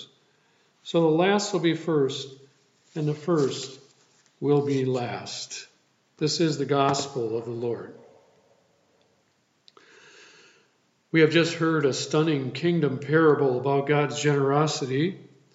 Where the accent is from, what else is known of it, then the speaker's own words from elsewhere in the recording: Sand Creek, Wisconsin, United States; moved away; I returned to my hometown of Sand Creek and my home church, New Hope Lutheran Church